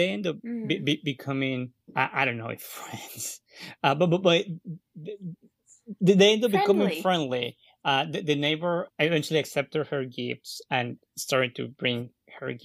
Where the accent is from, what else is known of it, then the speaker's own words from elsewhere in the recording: Guatemala; moved away; I'm coming from Guatemala. I'm Guatemalan.